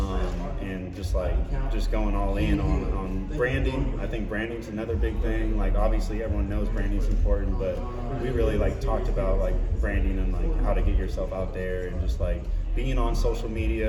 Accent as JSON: {"language": "English", "town": "Seattle", "region": "Washington", "country": "United States", "said": "I'm from Seattle"}